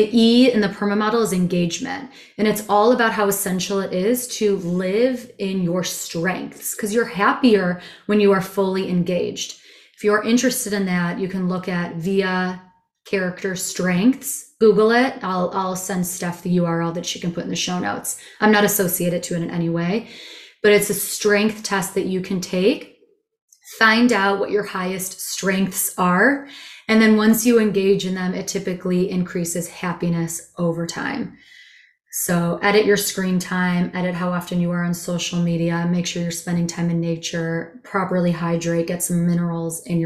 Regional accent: Chicago, Illinois, United States; also born or lived in Israel / India / Asia / Europe; I'm a Chicagoan.

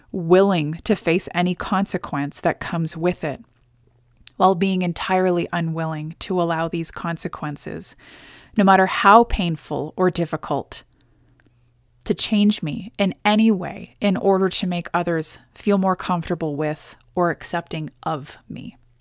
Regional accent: Canada; as a Canadian citizen

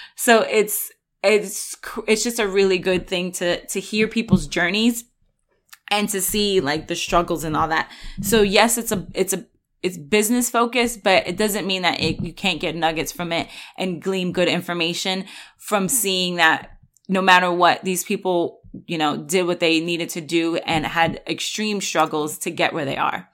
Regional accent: New York, United States; moved away; I'm originally from New York

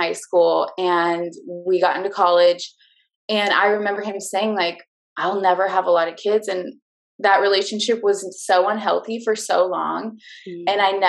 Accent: Southlake, Texas, United States; also born or lived in Keller, Texas; I grew up in Southlake, a town over, and always wanted to get out of here.

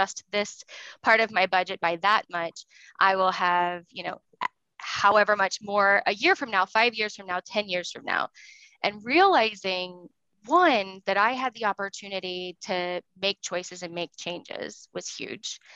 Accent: the South, United States; Socially, I grew up in the South and I just assumed I was going to get married

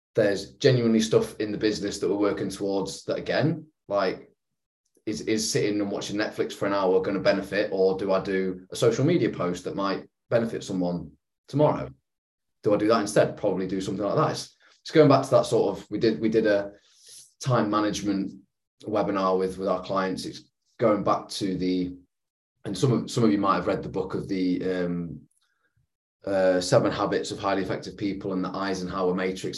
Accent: England, United Kingdom; being an Englishman

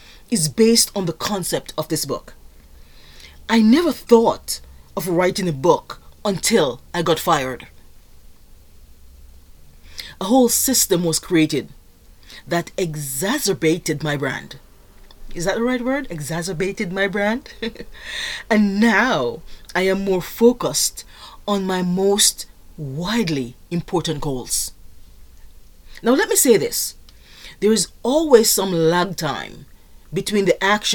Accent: Jamaica; moved away; I am originally from Jamaica

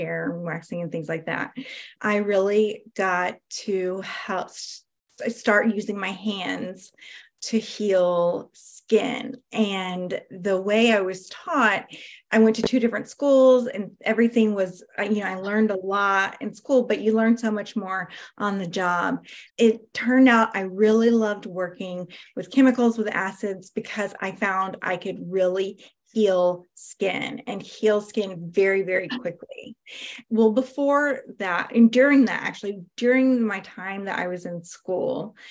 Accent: South Georgia, United States; I am from South Georgia, and I am an intuitive healer

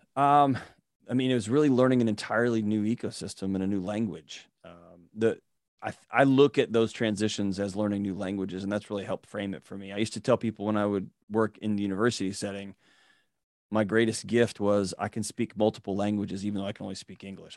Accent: Houston, Texas, United States; I was born and raised in Houston, Texas

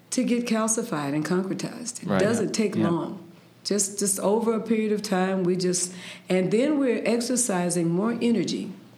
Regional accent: San Francisco, California, United States; I'm from San Francisco mm-hmm. in California, and the humongous San Andreas Fault that runs mm-hmm. through the center of California. And so I was raised around earthquakes

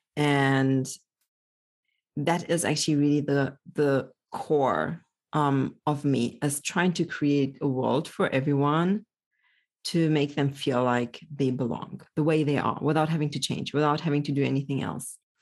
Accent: Germany; also born or lived in Poland; I was born in Poland, grew up in Germany

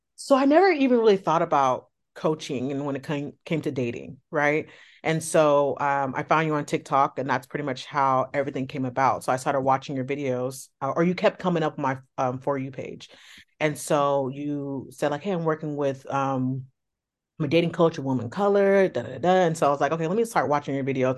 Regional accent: the Bay Area, California, United States; I'm from California, the Bay Area to be exact

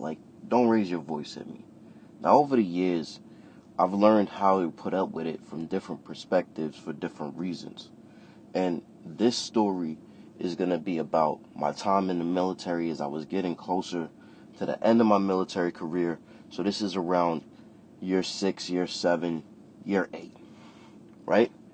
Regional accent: New York City, New York, United States; I'm from Brooklyn, New York

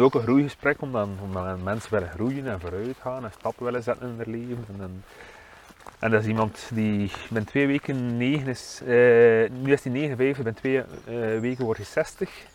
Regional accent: Waregem, Flanders, Belgium

